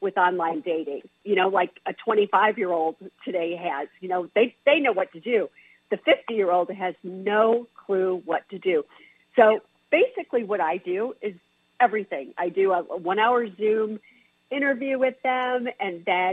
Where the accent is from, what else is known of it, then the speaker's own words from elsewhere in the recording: Chicago, Illinois, United States; I grew up in Chicago